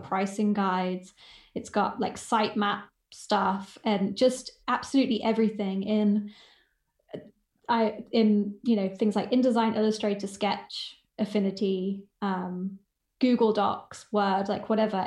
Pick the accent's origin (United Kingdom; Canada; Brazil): United Kingdom; England; moved away as an adult; now in United States; I'm English, but I'm living in the States